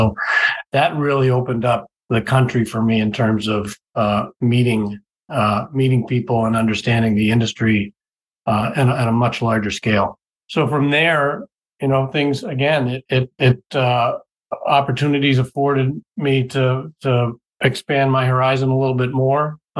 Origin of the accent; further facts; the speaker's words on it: Boston, Massachusetts, United States; You wouldn't hear it in my voice, but I'm from the Boston area originally, born and raised. I actually probably lived outside of New England for less than 18 months of my life